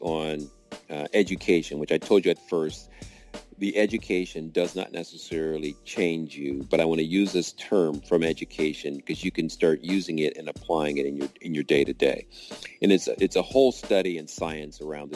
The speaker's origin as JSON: {"language": "English", "town": "Cleveland", "region": "Ohio", "country": "United States", "tie": "born or raised there", "said": "my story of growing up in Cleveland, Ohio"}